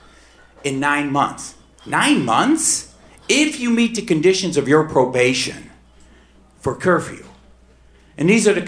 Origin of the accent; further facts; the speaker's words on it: Detroit, Michigan, United States; I grew up in Detroit